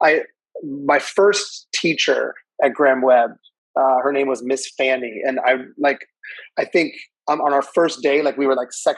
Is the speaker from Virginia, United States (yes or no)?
yes; Northern Virginia, United States; also born or lived in Chicago; I'm from Northern Virginia.